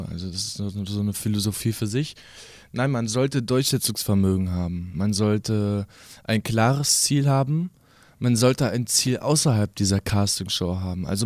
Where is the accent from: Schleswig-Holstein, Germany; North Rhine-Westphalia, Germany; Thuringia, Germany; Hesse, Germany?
Hesse, Germany; Kassel; Schließlich komme ich ja hier aus Kassel